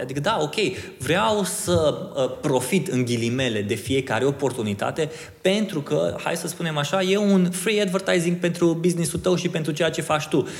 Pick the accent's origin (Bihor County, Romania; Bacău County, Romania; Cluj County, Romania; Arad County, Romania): Bihor County, Romania; Oradea; sunt din Oradea